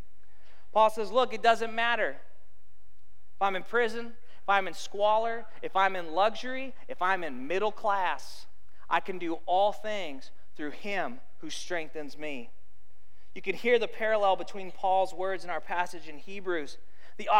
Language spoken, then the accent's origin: English; Arizona, United States; I grew up in Arizona